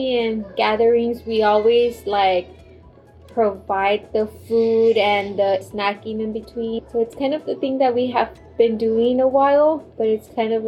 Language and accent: English; Reynosa, Tamaulipas, Mexico; We're from Reynosa, Tamaulipas, in Mexico.